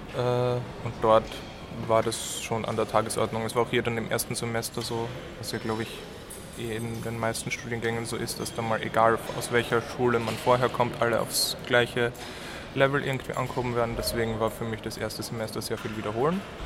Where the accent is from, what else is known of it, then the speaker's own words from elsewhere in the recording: Graz, Styria, Austria; moved away as an adult; now in Munich, Germany; ich bin eigentlich aus Österreich, aus Graz